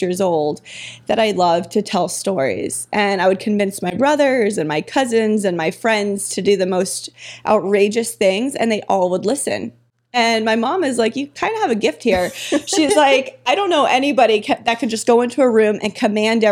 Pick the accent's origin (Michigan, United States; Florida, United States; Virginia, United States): Florida, United States; Pompano Beach; also born or lived in Lake Worth, Florida; I grew up in Florida, South Florida